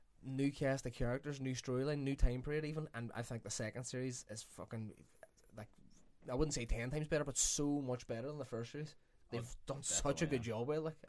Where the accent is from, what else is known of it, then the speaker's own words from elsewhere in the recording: Ireland; we're self hitting as Irish people.